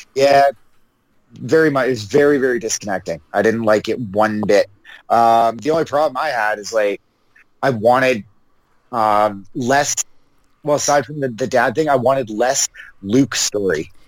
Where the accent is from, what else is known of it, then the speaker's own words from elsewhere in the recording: Canada; so sick of being Canadian